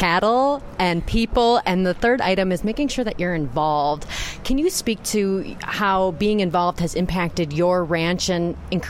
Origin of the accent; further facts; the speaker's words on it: Wisconsin, United States; I'm from Wisconsin